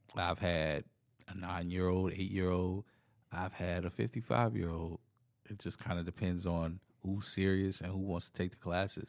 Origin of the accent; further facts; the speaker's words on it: Virginia, United States; being from Virginia